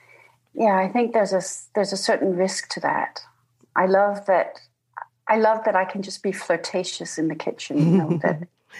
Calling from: Denmark; I'm calling from Denmark.

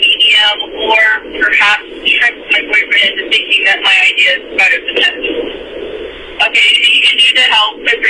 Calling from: Tucson, Arizona, United States; I'm calling from Tucson, Arizona

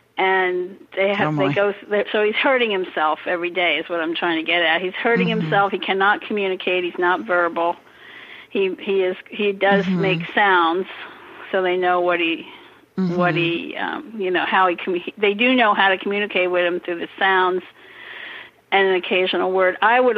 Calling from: Bandon, Oregon, United States; Bandon, Oregon.

